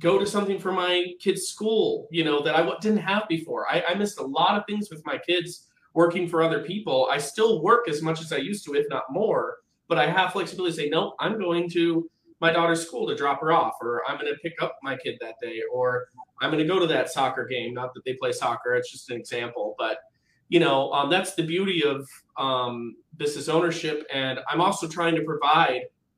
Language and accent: English; Midwest, United States; now in Portland, United States; I was raised in the Midwest, but my parents are from Portland